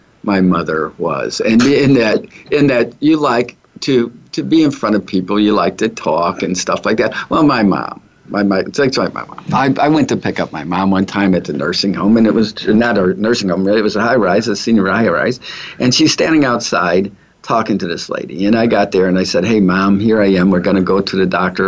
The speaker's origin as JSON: {"language": "English", "town": "St. Louis", "region": "Missouri", "country": "United States", "said": "I'm from St. Louis"}